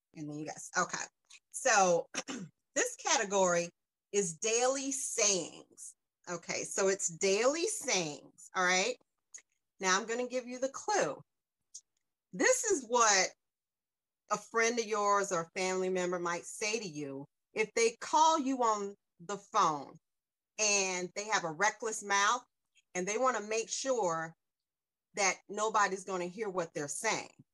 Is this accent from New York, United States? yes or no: no; South Carolina, United States; also born or lived in North Jersey / Bucks County, Pennsylvania; now in Holland, Pennsylvania, United States; I'm from South Carolina originally, but I lived in um, North Jersey